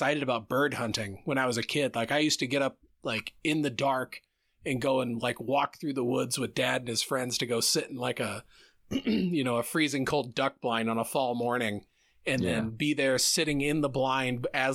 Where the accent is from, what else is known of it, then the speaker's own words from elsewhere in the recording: Center Point, Iowa, United States; I grew up in Center Point